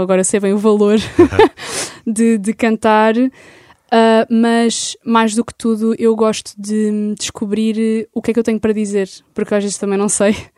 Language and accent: Portuguese; Lisbon, Portugal; also born or lived in Algés; eu sou de Lisboa, eu estou aqui e vivo aqui.